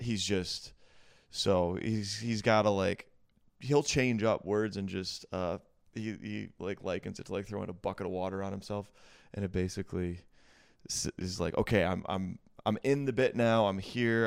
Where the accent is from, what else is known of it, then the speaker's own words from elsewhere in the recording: Midwest, United States; also born or lived in Atlanta; now in Greenville, United States; I'm from, well, I'm from the Midwest